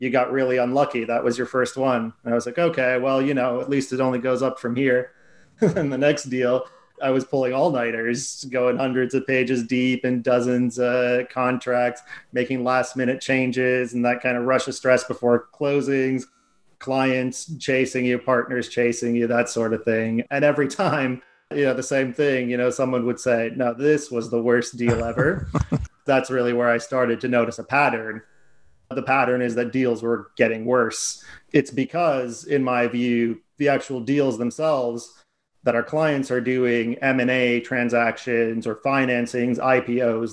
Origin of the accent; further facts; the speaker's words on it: United States; moved away as an adult; now in London, United Kingdom; if my accent doesn't give it away, I'm from America.